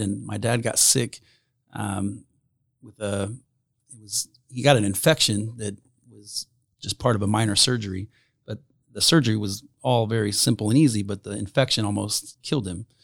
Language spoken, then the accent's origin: English; Fairmount, Indiana, United States; born or raised there; moved away as an adult; also born or lived in Anderson, Indiana / Alexandria, Indiana / Summitville, Indiana / Philadelphia